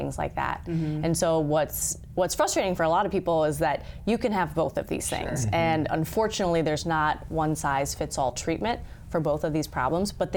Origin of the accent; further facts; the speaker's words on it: Virginia, United States; moved away as an adult; also born or lived in Los Angeles, California; now in Sioux Falls, United States; I grew up in Virginia